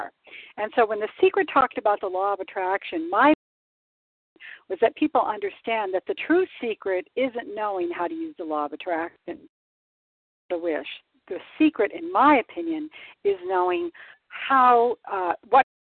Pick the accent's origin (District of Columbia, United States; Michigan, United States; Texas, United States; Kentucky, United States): Michigan, United States; now in San Diego, United States; I'm from Michigan, and I miss my white Christmas here in San Diego.